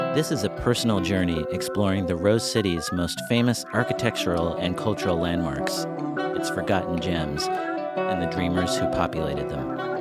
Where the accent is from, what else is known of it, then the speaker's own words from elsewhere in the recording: McMinnville, Oregon, United States; moved away as an adult; also born or lived in New York City; now in Portland, United States; I went to a Carnegie Library in my hometown of McMinnville, Oregon